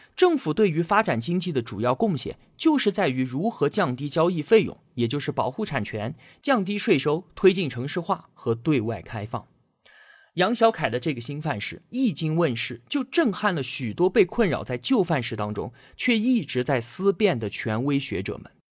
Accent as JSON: {"language": "Chinese", "country": "China", "said": "我们中国人"}